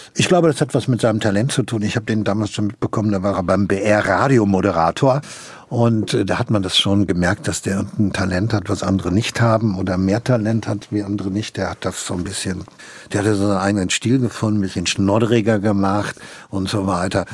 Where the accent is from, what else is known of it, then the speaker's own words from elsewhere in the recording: Hagen, North Rhine-Westphalia, Germany; also born or lived in Gronau; habe ich meine ganze Jugend äh, in Hagen in Westfalen verbracht